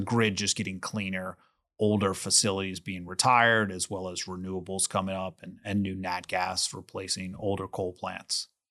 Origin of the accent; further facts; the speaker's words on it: New Orleans, Louisiana, United States; I was born in New Orleans. I went to L S U